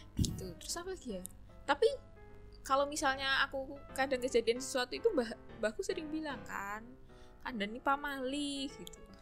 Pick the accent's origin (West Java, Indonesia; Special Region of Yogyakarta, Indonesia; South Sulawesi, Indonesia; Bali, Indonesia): Special Region of Yogyakarta, Indonesia; Tempel; aku dari Tempe